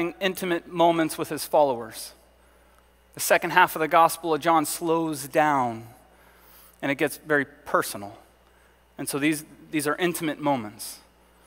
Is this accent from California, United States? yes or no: yes; Southern California, United States; moved away; I grew up in Southern California